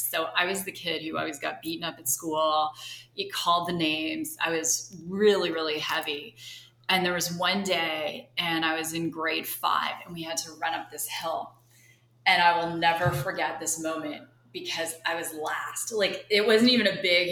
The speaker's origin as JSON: {"language": "English", "area": "just outside of Toronto", "region": "Ontario", "country": "Canada", "tie": "born or raised there", "moved": "as an adult", "lives_now": "Arizona, United States", "said": "I'm originally from Canada. Okay. So just outside of Toronto"}